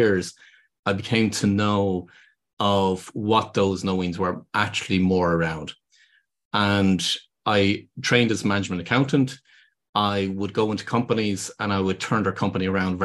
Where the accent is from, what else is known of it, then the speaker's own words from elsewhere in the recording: Ireland; accent: Irish; people can hear from my accent, I'm based here in Ireland